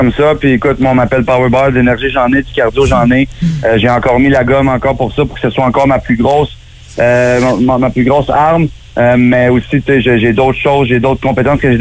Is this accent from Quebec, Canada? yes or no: yes; Gatineau, Quebec, Canada; also born or lived in Mont-Tremblant; now in Florida, United States; J'ai toujours été un gars nomade, tu sais, je me suis promené, je suis parti de Gatineau, je suis allé à Québec, j'ai habité au Mont-Tremblant.